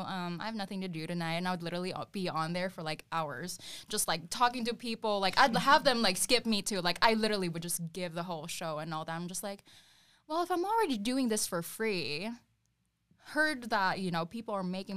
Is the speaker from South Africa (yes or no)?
no; Philippines; now in Phoenix, United States; I'm 23 years old. I'm from Phoenix, Arizona. Well, originally from the Philippines.